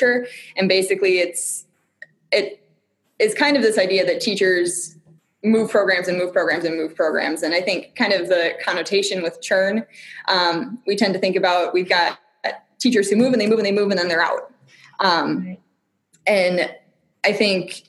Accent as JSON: {"language": "English", "region": "southern Wisconsin", "country": "United States", "tie": "born or raised there", "also_born_or_lived": "Minnesota", "moved": "as an adult", "lives_now": "Oregon, United States", "said": "I grew up in southern Wisconsin on a dairy farm"}